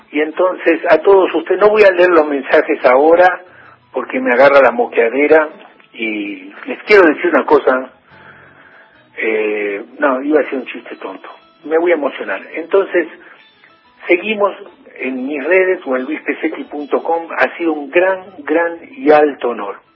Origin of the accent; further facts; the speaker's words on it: Santa Fe, Argentina; moved away; also born or lived in Buenos Aires, Argentina / Mexico; yo soy no de la costa del río Paraná, pero sí soy de Santa Fe.